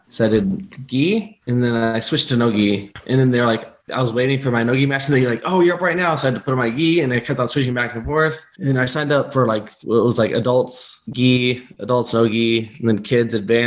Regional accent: Southern California, United States; moved away; I was born in Northern California, but most of my life I was in Southern California.

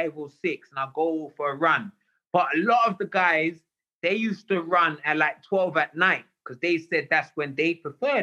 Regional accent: England, United Kingdom; moved away as an adult; also born or lived in New York / Las Vegas; I'm English

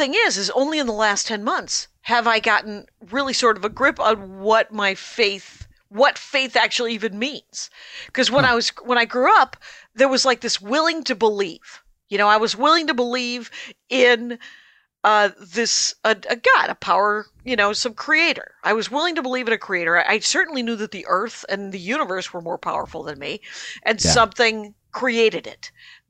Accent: Wisconsin, United States; And I was raised in the Armenian church, which is blessedly entirely in Armenian, which means I could believe whatever I want.

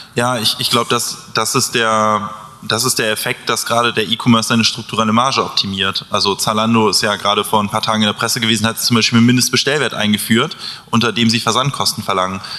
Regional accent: Hamburg, Germany; also ich komme ja auch aus Hamburg

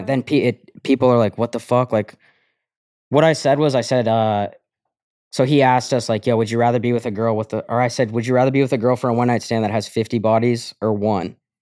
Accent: Colorado, United States; moved away; I grew up in Colorado.

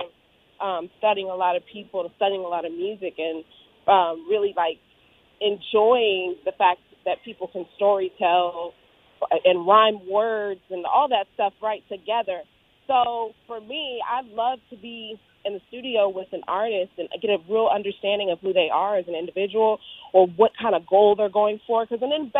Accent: Orange County, Southern California, United States; I grew up in Southern California, but I lived in Orange County

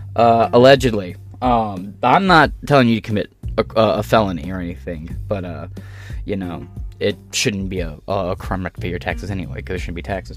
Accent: Michigan, United States; also born or lived in Ohio / Illinois / Wisconsin; I'm a Michigan native

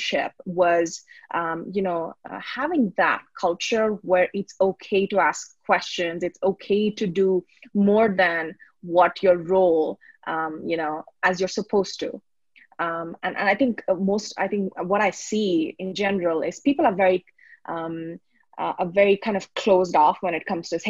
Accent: Bangalore, Karnataka, India; also born or lived in Sydney, Australia; So I grew up in Bangalore. I did my schooling here, born and brought up, and I moved overseas.

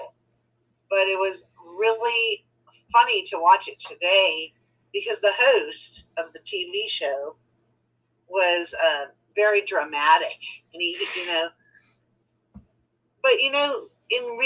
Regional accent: Florida, United States; also born or lived in California; I was only 2 years old when we moved from California to Florida.

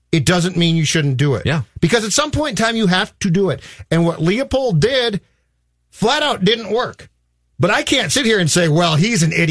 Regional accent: Corcoran, Minnesota, United States; I grew up in Corcoran

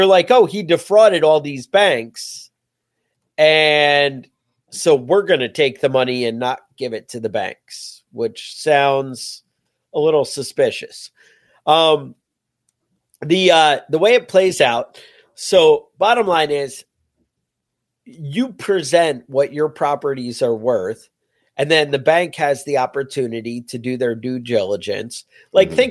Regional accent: New York, United States; as a New Yorker

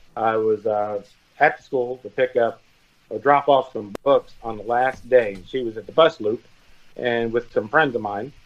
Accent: Elmont, New York, United States; now in Florida, United States; I lived in Elmont, Long Island. And my family moved to Florida in the early 70s

